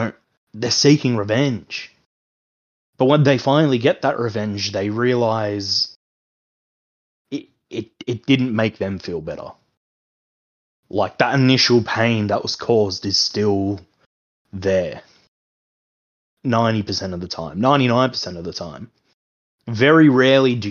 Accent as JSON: {"language": "English", "country": "Australia", "said": "the older you get as an Australian"}